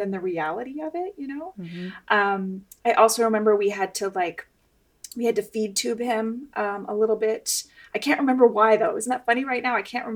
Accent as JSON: {"language": "English", "country": "Canada", "tie": "born or raised there", "also_born_or_lived": "West Coast, United States", "moved": "yes", "lives_now": "United States", "said": "I grew up in Canada."}